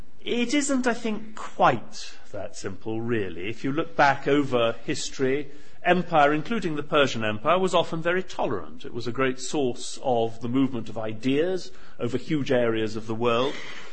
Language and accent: English; Singapore; born there; I was born in Singapore. My father was born in Germany. My mother's Irish and French.